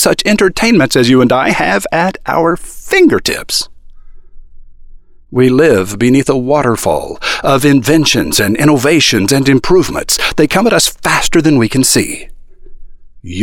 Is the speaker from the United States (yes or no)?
yes; United States; I am an American ad man